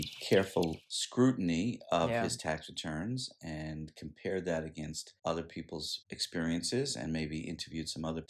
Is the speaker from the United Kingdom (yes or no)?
yes; Scotland, United Kingdom; and maybe it's because I'm Scottish and I'm thrifty